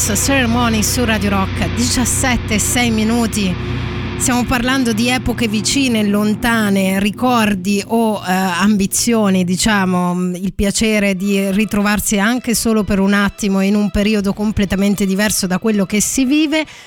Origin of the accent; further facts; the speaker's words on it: Abruzzo, Italy; abbiamo parlato bene dell'Abruzzo, mia terra d'origine